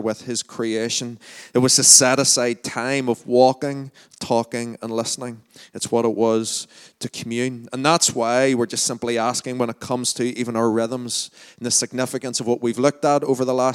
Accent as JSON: {"language": "English", "town": "Lurgan", "region": "Northern Ireland", "country": "United Kingdom", "accent": "Lurgan", "said": "my Largan accent"}